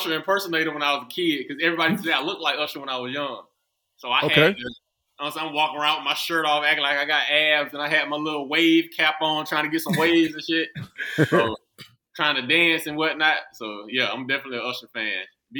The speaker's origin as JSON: {"language": "English", "town": "Hawkinsville", "region": "Georgia", "country": "United States", "said": "I'm from Hawkinsville."}